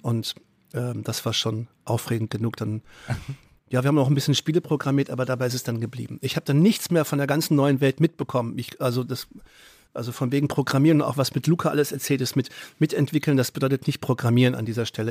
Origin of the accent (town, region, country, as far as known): Gerlingen, Baden-Württemberg, Germany; born or raised there; also born or lived in Offenbach, Hesse / Westphalia